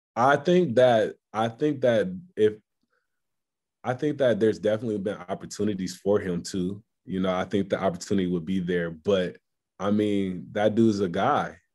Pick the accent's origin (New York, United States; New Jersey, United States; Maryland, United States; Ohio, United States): Ohio, United States; Columbus; moved away as an adult; now in Houston, United States; my home state